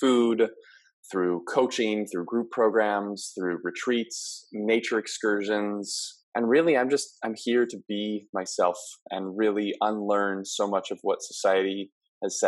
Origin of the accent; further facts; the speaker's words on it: Maui, Hawaii, United States; moved away as an adult; I'm originally born and raised on Maui